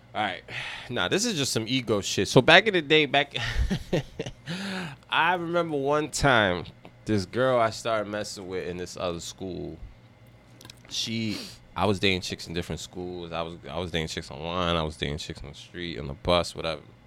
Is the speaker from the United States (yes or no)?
yes; United States; I grew up in America